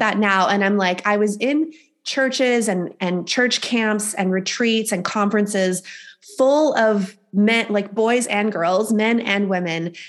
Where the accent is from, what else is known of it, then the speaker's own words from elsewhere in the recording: the Bible Belt, the South, United States; I was raised in the South, um, in the Bible Belt